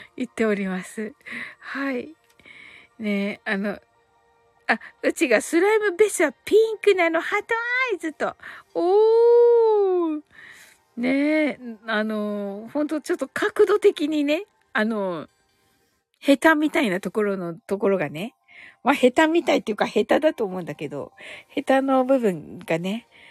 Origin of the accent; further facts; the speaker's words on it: Kyushu, Japan; 九州人だから